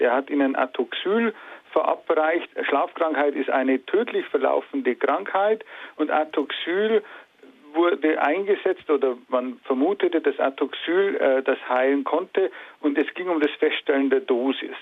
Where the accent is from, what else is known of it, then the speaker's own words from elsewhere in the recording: Germany; als Deutsche